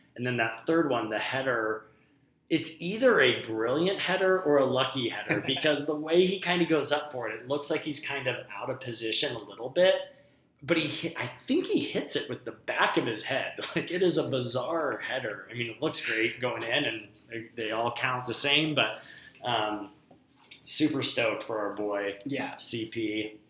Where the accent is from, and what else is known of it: United States